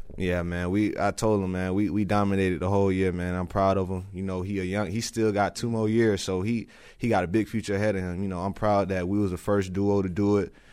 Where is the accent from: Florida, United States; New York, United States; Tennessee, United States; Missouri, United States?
Florida, United States; Lakeland; I grew up in Lakeland my whole life